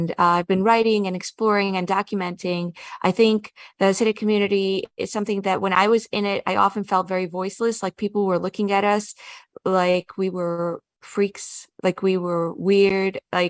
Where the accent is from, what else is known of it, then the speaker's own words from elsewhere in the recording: Kiryas Joel, New York, United States; moved away as an adult; I grew up in Kiryas Joel.